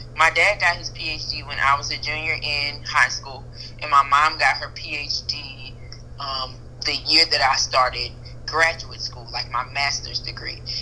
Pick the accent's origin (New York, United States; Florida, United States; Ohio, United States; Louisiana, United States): Louisiana, United States; Zachary; moved away as an adult; also born or lived in Baton Rouge, Louisiana; now in Houston, United States; I'm originally from Louisiana, from Zachary, Louisiana, um, and Baton Rouge, Louisiana